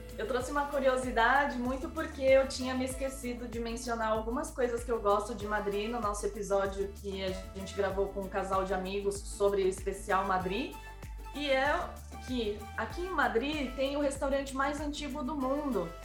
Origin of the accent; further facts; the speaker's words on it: Brazil; now in Spain; eu sou brasileira